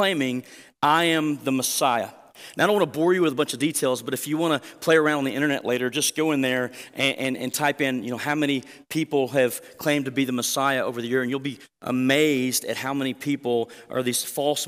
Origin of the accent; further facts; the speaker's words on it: Southwest Oklahoma, United States; now in Canyon, United States; growing up in Southwest Oklahoma